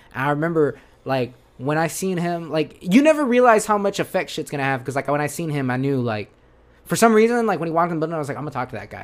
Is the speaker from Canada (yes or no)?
no; Yuma, Arizona, United States; born or raised there; moved away as an adult